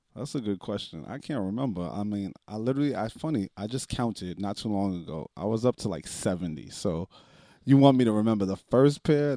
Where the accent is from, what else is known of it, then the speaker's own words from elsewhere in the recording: New York City, New York, United States; growing up in the Bronx